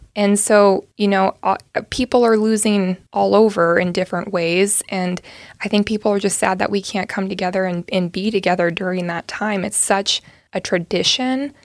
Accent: Dorris, California, United States; moved away as an adult; I grew up on a, um, a beef cattle and hay ranch, um, right along the California Oregon border in the Klamath Basin, um, just on the California side of the border. Little town called Doris, California is where I went to high school

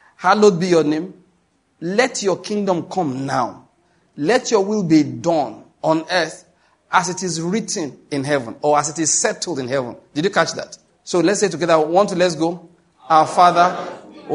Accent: Nigeria

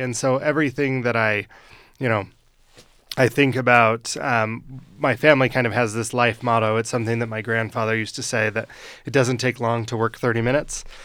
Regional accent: Western Weber County, Utah, United States; I grew up in Western Weber County

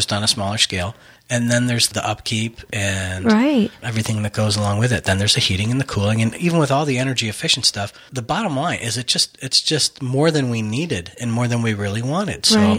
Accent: Buffalo, New York, United States; now in Texas, United States; I'm from Buffalo originally. I know we live in Texas now, but I'm from Buffalo. So, I mean, I spent a lot of time in Canada.

